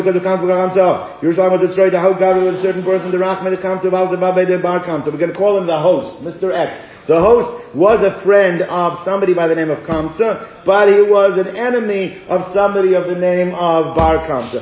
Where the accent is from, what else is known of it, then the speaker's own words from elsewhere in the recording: South Africa; moved away; when I was growing up in South Africa